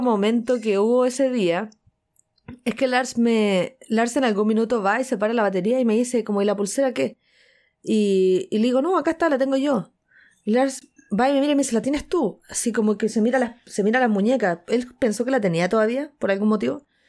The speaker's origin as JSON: {"language": "Spanish", "country": "Chile", "said": "soy chilena"}